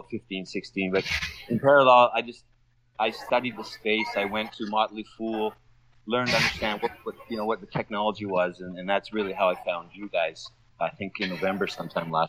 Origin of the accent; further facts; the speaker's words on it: Calgary, Alberta, Canada; now in Doha, Qatar; I'm in Doha, Qatar, a little ways from my hometown of Calgary in Canada